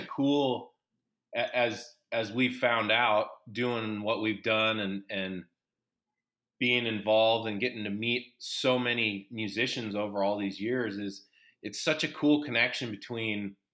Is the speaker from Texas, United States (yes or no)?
no; Seattle, Washington, United States; growing up in Seattle